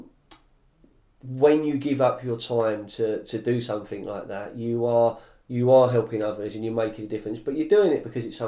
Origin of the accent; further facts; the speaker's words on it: London, United Kingdom; I grew up in Fulham, so you know, I grew up on Fulham Road, Fulham Broadway